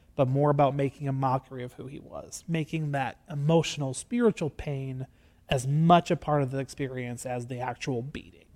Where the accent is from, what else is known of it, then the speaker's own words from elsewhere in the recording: Gregory, United States; I am from Gregory